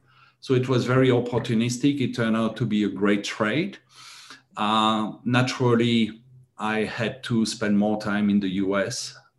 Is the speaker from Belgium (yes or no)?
yes; Belgium; moved away as an adult; also born or lived in Thailand; I was born and raised in Europe, in Belgium